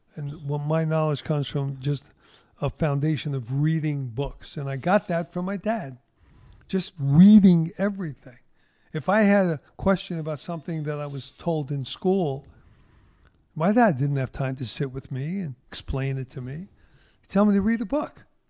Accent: New York City, New York, United States; growing up in Brooklyn

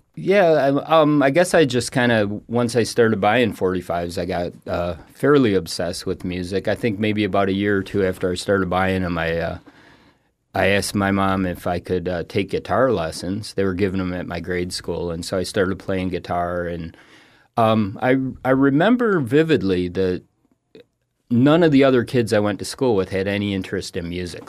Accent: Toledo, Ohio, United States; moved away as an adult; also born or lived in Rochester, New York / Laramie, Wyoming; now in Florida, United States; I grew up in Toledo, Ohio

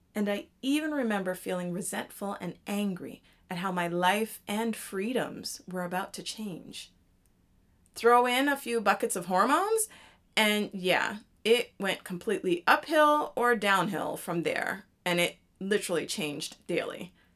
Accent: Canada; moved away; I am Canadian, so it was a great time being home for me.

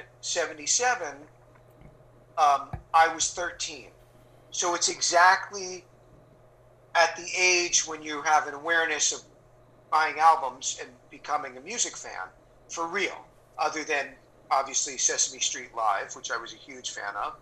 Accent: New Jersey, United States; born or raised there

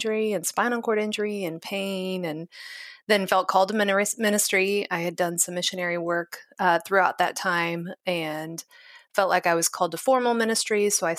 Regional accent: Kansas City, United States; So I have been born and raised in Kansas City.

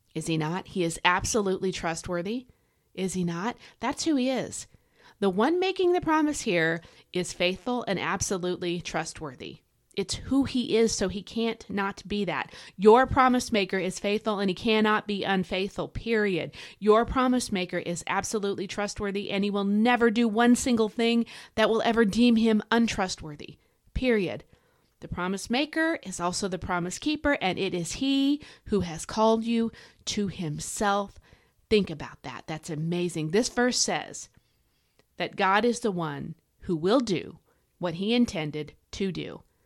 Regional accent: United States; as an American

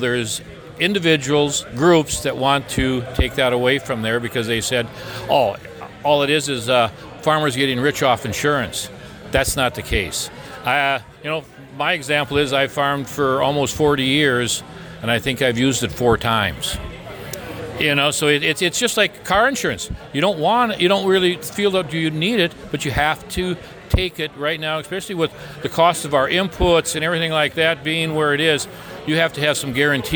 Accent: Minnesota, United States; my hometown in Minnesota

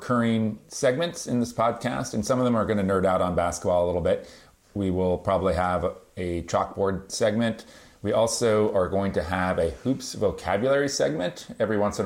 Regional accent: Marin County, California, United States; I grew up here in Marin County and went to Marin Academy

